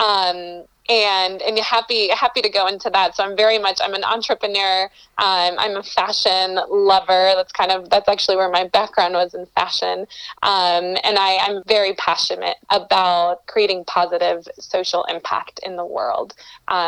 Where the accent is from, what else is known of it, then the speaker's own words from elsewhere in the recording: North Carolina, United States; moved away as an adult; also born or lived in Colombia; now in Denver, United States; I'm originally from Colombia, South America, and I moved here to the United States when I was about 6 years old, grew up in North Carolina, and now have lived here in Denver, Colorado for the last 8 years